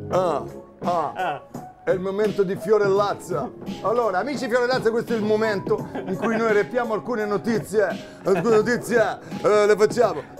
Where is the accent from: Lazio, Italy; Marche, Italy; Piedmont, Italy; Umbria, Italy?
Lazio, Italy; Rome; sono cose che noi che siamo di Roma Nord abbiamo sempre fatto